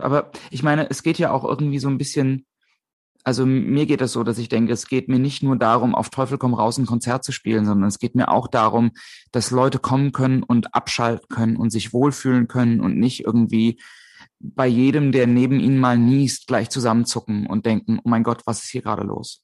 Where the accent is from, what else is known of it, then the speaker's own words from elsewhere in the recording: a small village near Limburg an der Lahn, Hesse, Germany; now in Hamburg, Germany; in der Nähe von, auf äh, einem kleinen Dorf, in der Nähe von Limburg an der Lahn